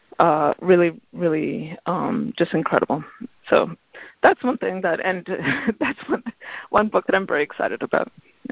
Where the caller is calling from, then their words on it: Middletown, Connecticut, United States; I'm calling from Middletown, Connecticut.